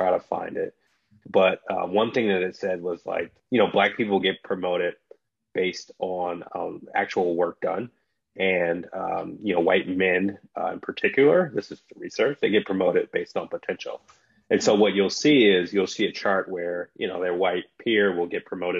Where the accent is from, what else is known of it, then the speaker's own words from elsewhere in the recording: Detroit, Michigan, United States; moved away as an adult; also born or lived in San Francisco; So I grew up in Detroit, Michigan.